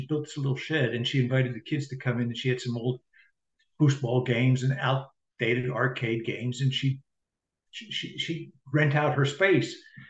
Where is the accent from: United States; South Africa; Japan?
South Africa; Well, I grew up in South Africa under apartheid.